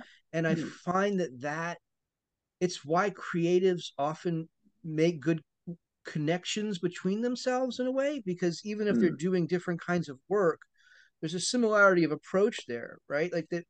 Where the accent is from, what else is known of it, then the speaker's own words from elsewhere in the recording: East Coast, United States; So I grew up on the East Coast, as I said, in the equivalent of what would be called kind of a housing estate.